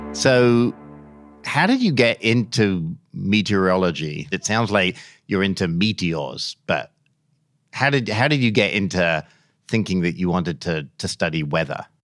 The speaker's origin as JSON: {"language": "English", "region": "England", "country": "United Kingdom", "tie": "born or raised there", "moved": "yes", "said": "I grew up in England"}